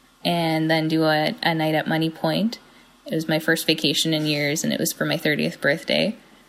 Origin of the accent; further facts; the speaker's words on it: Sydney, Nova Scotia, Canada; I'm from Sydney.